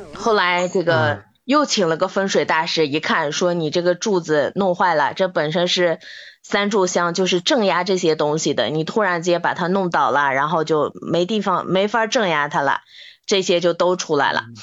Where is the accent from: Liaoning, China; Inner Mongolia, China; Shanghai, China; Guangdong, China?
Inner Mongolia, China; 我们内蒙人